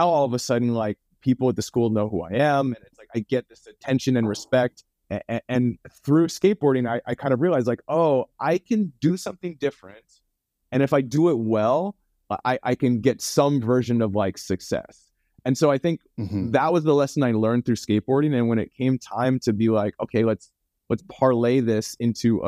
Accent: Vancouver, British Columbia, Canada; moved away as an adult; now in Santa Monica, United States; I'm from Vancouver, Canada originally. And so for me to pursue film, I had to move

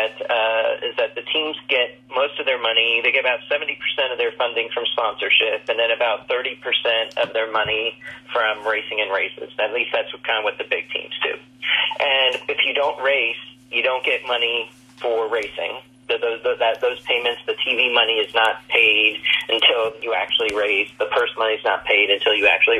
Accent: Indianapolis, Indiana, United States; moved away as an adult; also born or lived in Daytona Beach, Florida; I grew up in Indianapolis

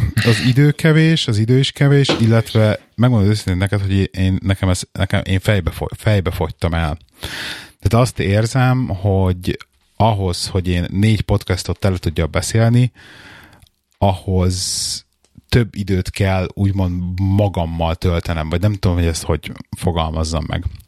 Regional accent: Budapest, Hungary; now in England; otthon Pesten

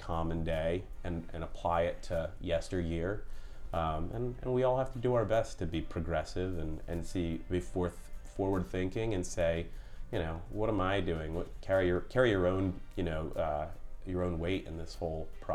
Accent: Pennsylvania, United States; now in Long Beach, United States; I grew up in Pennsylvania in the mountains

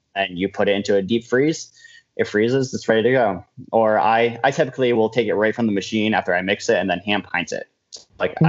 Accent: Johnstown, New York, United States; moved away as an adult; now in Albany, United States; I'm from Johnstown, which is in the middle of nowhere.

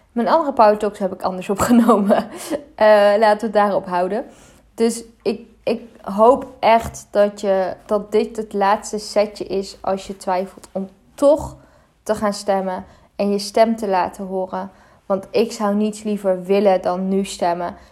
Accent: Netherlands; Ik ben ook in Nederland geboren. ik ben in Nederland opgegroeid. Ik, eh, ik leef echt al mijn hele leven in Nederland

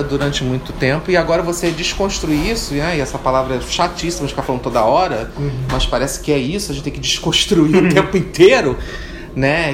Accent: Rio de Janeiro, Brazil; eu fui criada em Piedade

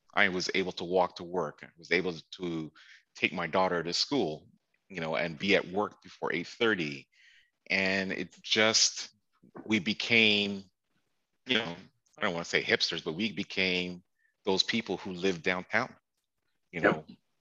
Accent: Toronto, Ontario, Canada; moved away as an adult; also born or lived in Chicago / Washington, District of Columbia, United States; I grew up in Toronto all my life

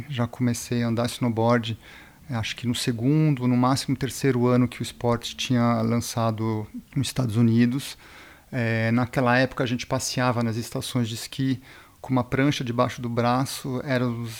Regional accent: Brazil; born there; also born or lived in Switzerland; eu sou suíço-brasileiro, nasci aqui no Brasil e morei mais de 20 anos na Suíça.

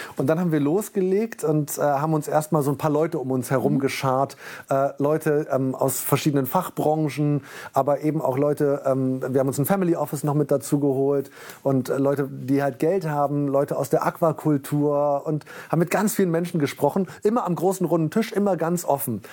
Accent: Bremen, Germany; also born or lived in Dessau; gebürtig in Dessau und mit neun Jahren dann nach Bremen gekommen, habe hier mein Abitur gemacht

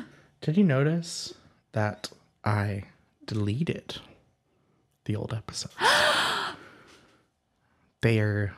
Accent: California, United States; I'm from California. It's good enough.

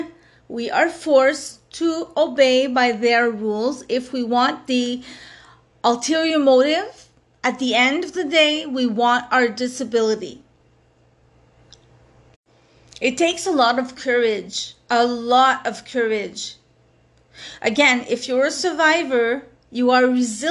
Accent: Montreal, Quebec, Canada; I come from Montreal, Quebec, Canada. For those of you who don't know, that's where I'm from

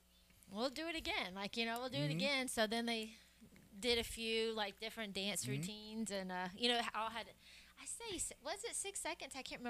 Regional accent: Atlanta, Georgia, United States; also born or lived in Birmingham, Alabama / Stone Mountain, Georgia; Well, I was born in Birmingham, but grew up outside of the Atlanta area, like Stone Mountain and those kind of.

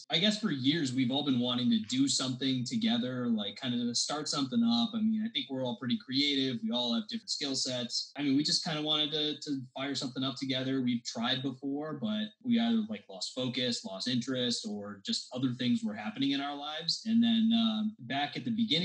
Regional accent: Southern New Hampshire, United States; We grew up in Southern New Hampshire together

